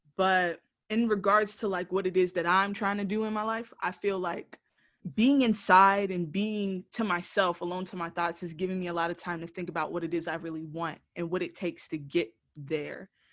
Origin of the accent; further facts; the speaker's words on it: Broward County, Florida, United States; coming back to you from the base of my hometown, Broward County, Florida.